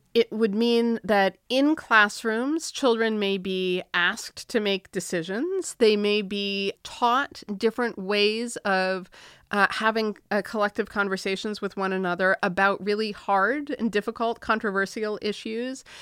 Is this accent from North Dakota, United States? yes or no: no; Massachusetts, United States; I'm from Massachusetts, so we are progressive.